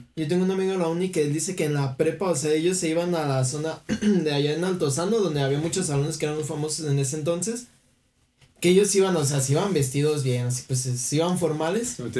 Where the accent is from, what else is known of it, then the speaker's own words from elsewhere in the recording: Mexico; yo como mexicano